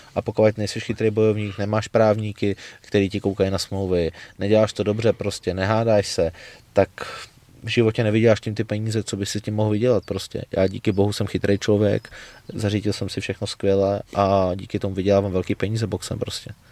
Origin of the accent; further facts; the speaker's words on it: Czechia; jako jediný Čech v Německu